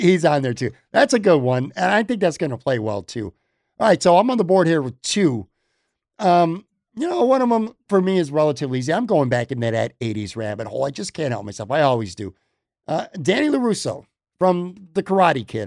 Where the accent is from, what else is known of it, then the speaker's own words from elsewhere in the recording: Buffalo, New York, United States; now in Tampa, United States; across the street from where I grew up on the West Side